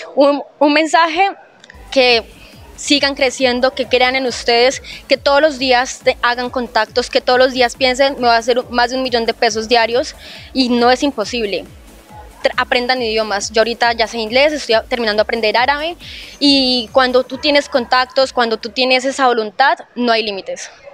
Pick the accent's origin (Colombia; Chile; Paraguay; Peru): Colombia; Palmira, Valle del Cauca; moved away as an adult; now in Dubai, United Arab Emirates